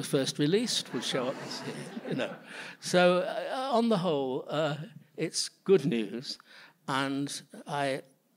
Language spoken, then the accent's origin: English; Manchester, North West England, United Kingdom; also born or lived in London; now in New York City, United States; growing up in Manchester, in the north of England